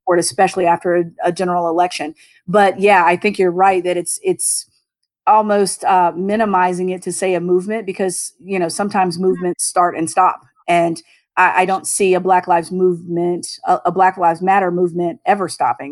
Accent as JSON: {"language": "English", "region": "Southern Virginia", "country": "United States", "moved": "yes", "lives_now": "Maryland, United States", "said": "I'm originally from Southern Virginia"}